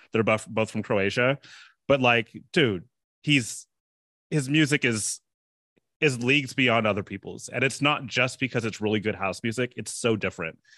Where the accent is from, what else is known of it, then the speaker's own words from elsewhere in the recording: San Francisco, California, United States; I have a lot of personal background with Cascade 'cause I'm from San Francisco